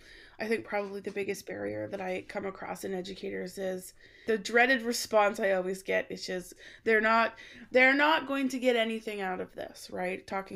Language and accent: English; Alberta, Canada; So I grew up in Alberta, Canada